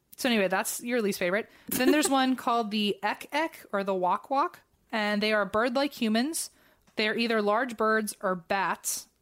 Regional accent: United States; accent: very American; in my very American accent

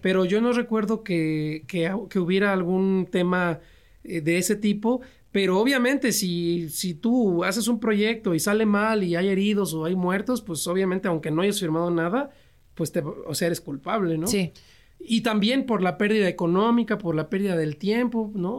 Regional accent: Nicolás Romero, State of Mexico, Mexico; also born or lived in San Luis Potosí; fui al municipio de Nicolás Romero, de donde yo soy, acá en el Estado de México

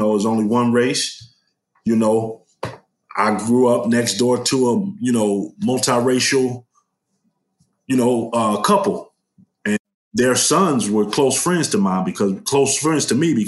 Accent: Chicago, Illinois, United States; West Garfield Park, also known as K-Town? That's the area I'm from.

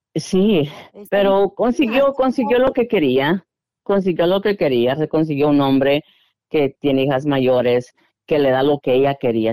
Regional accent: Guatemala; moved away; soy de Guatemala

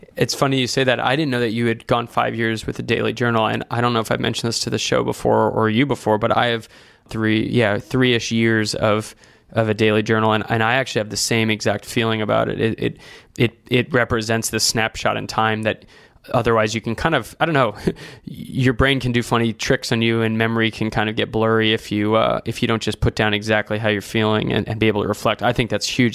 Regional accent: Santa Barbara, California, United States; when I was growing up in Santa Barbara

